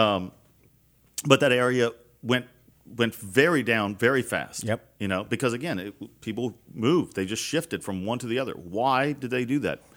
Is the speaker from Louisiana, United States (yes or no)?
yes; Baton Rouge, Louisiana, United States; I'm from South Baton Rouge. I was right. born and raised here